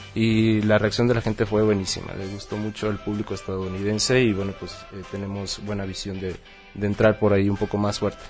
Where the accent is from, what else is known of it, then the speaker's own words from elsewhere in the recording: Chetumal, Quintana Roo, Mexico; moved away as an adult; now in Mexico City, Mexico; yo soy de Chetumal, Quintana Roo, y vengo desde ahí, aquí estoy en Distrito Federal ya radicando un año